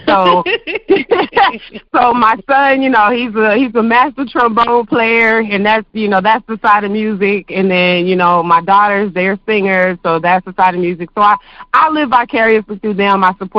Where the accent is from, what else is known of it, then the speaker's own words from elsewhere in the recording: Buffalo, New York, United States; also born or lived in Arizona / Georgia; now in Huntsville, United States; I'm originally from New York, Buffalo, New York. Hey, live here in Huntsville, in Arizona, Georgia.